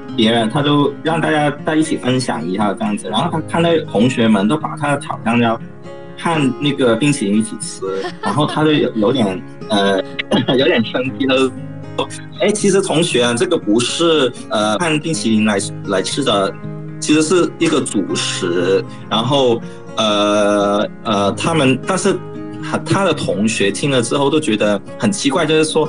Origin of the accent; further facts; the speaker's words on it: Hong Kong; moved away as an adult; now in Côte d'Ivoire; 我是来自香港的，然后我最近这一年都在西非的科特迪瓦从事那个嗯。农业跟粮食的工作